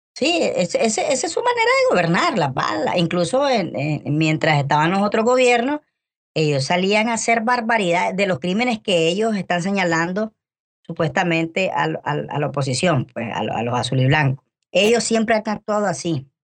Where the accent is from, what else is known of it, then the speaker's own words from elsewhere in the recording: Nicaragua; los nicaragüenses así somos, locos los nicaragüenses somos